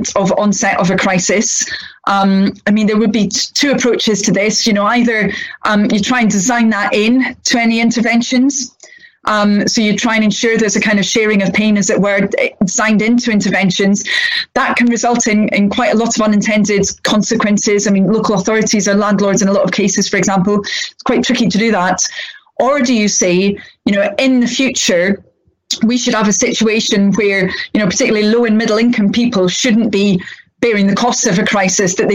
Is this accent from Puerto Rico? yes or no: no; Scotland, United Kingdom; moved away; I was brought up in Scotland, but my family, a number of them had been brought up in England, my father had been, so I'm kind of a bit of a mixture